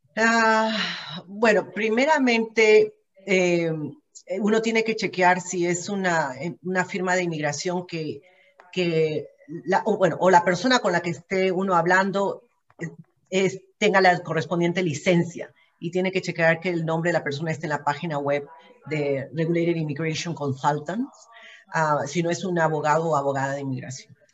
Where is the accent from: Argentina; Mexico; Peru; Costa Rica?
Peru; moved away as an adult; also born or lived in Ontario, Canada; now in Vancouver, Canada; pero mi origen es peruano, soy peruana